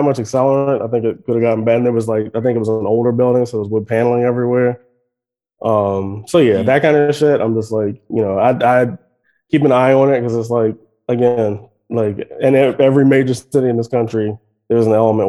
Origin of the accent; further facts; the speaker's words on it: United States; I assume probably because I'm an American